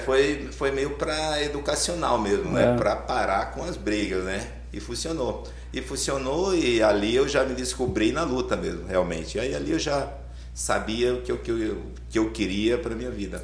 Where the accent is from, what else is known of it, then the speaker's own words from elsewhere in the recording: Arapiraca, Alagoas, Brazil; also born or lived in São José da Laje, Alagoas; now in Itatiba, Brazil; Sou de Alagoas. Sou Alagoas. da cidade de São José da Laje, Alagoas. Criado em Arapiraca, aí mudei para Itatiba